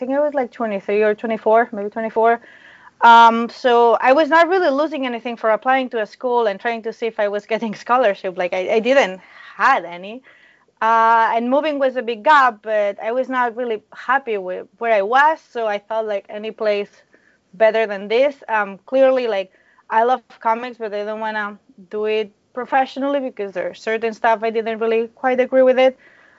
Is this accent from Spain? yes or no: yes; Spain; moved away as an adult; now in United States; So I'm from Spain.